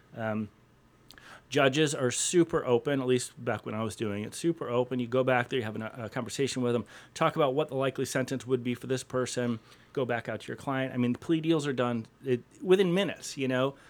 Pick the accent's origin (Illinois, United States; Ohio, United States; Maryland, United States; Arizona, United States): Ohio, United States; Cleveland; I grew up in Cleveland, grew up on the east side of Cleveland, went away to college